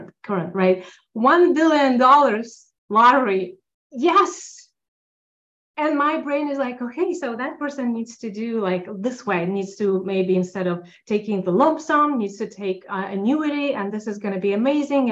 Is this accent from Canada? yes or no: no; Russia; now in Los Angeles, United States; As an immigrant, I'm immigrant from Russia